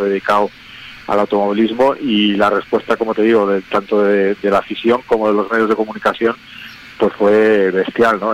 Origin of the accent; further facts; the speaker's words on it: Cantabria, Spain; yo soy cántabro, sé que en Cantabria hay una afición también bestial